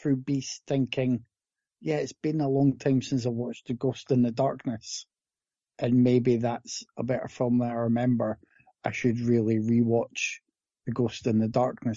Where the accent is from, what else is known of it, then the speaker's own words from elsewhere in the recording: Scotland, United Kingdom; I grew up in Scotland